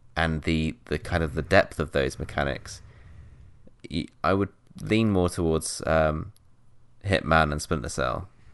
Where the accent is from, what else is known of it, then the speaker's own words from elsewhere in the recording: South West England, United Kingdom; moved away; in my hometown, like in the southwest